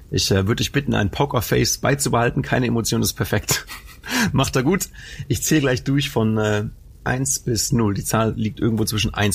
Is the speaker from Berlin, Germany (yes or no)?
no; Anholt, North Rhine-Westphalia, Germany; Habe ich in meiner Heimatstadt gemacht. Also ich komme aus Anhold ursprünglich und dann, naja, in der nächstgrößeren Stadt Bocholt habe ich getanzt